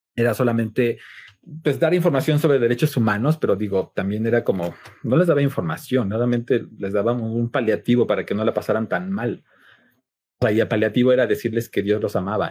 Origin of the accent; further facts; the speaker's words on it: Cuernavaca, Morelos, Mexico; moved away as an adult; now in Mexico City, Mexico; nací en la Ciudad de México, pero muy, eh, como a los 10 años me llevaron a vivir a Cuernavaca, entonces puedo decir que crecí realmente en, Cuernavaca